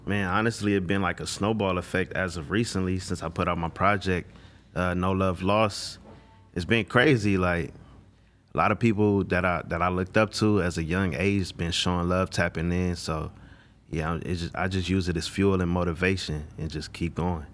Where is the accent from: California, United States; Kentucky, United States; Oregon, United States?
California, United States; Los Angeles; also born or lived in Inland Empire, California; I'm from South Central L